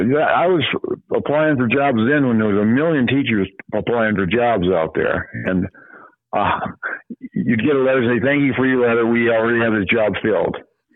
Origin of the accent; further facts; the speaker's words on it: Hudson, South Dakota, United States; also born or lived in Parkston, South Dakota; I was from Hudson.